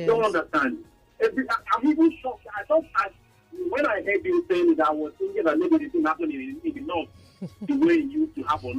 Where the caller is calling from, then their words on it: Lagos, Nigeria; I'm calling from Lagos.